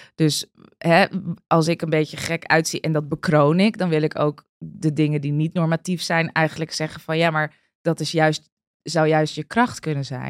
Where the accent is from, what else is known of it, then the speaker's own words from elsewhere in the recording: Amstelveen, North Holland, Netherlands; Ik ben opgegroeid in Amstelveen